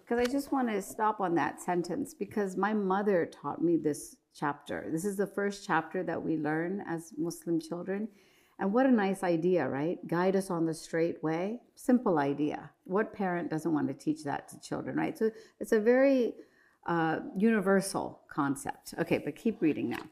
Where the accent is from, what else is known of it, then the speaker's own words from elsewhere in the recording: Morgantown, West Virginia, United States; my hometown mosque in Morgantown, West Virginia